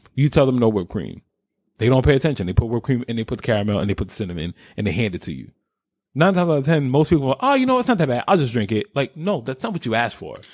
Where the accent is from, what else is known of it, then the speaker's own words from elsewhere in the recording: New York, United States; I was raised in New York